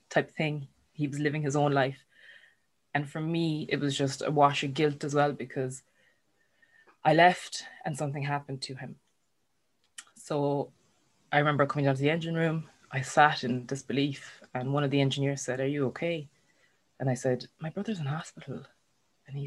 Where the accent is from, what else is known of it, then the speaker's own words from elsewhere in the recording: Ireland; we're Irish